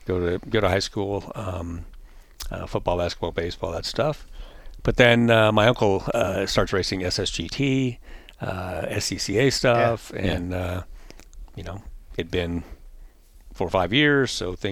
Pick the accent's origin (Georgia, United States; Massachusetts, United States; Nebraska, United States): Nebraska, United States; We go way back. We're from Nebraska, but he was a modified driver and a pretty well-known fabricator.